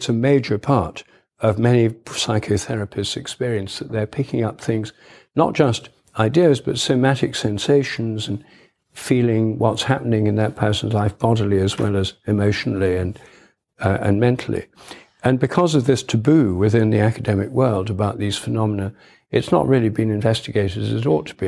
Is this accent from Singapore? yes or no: no; Newark, East Midlands, United Kingdom; when I was a child, we had a telephone at home in my hometown, Newark in Nottinghamshire.